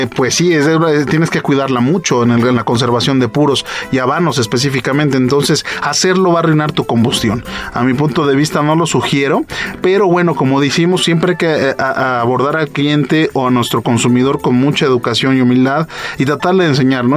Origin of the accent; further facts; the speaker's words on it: Mexico; yo soy mexicano, soy export manager eh, de esta bodega y, soy mexicano